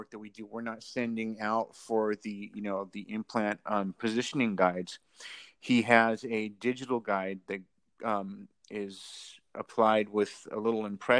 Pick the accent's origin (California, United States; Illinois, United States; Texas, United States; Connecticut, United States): California, United States; San Diego; now in Los Angeles, United States; I came out from San Diego to LA to I was living out of my car and everything.